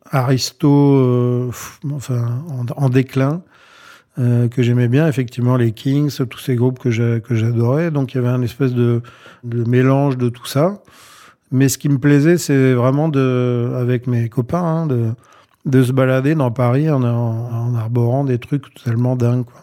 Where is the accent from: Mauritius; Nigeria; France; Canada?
Mauritius; Mahebourg, Grand Port; Donc j'avais fait, une, fait faire une dizaine de chemises à jabot dans mon bled là-bas à Maïbourg, à l'île Maurice.